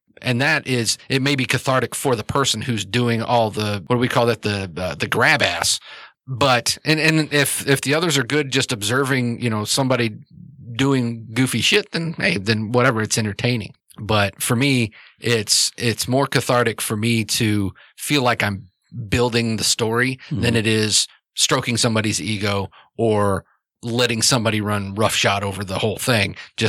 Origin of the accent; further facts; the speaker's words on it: New York, United States; accent: New York; I'm from New York, and I talk with my accent